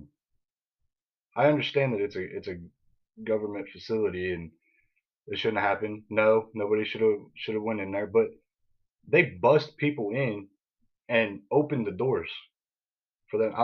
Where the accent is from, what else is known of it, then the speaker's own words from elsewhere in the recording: United States; We're the American people